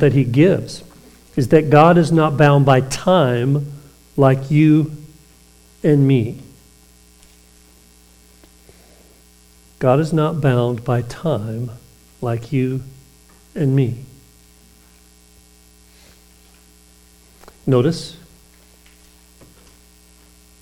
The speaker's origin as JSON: {"language": "English", "town": "Eufaula", "region": "Alabama", "country": "United States", "tie": "born or raised there", "said": "But I was raised in Alabama."}